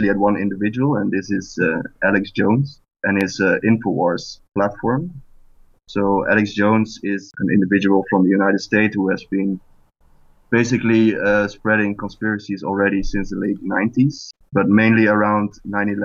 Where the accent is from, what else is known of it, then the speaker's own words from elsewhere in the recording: Netherlands; I'm from the Netherlands